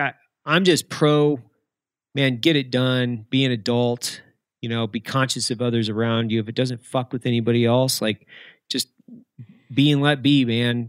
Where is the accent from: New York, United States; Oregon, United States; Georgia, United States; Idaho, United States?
Idaho, United States; Lewiston; I grew up in Lewiston, Idaho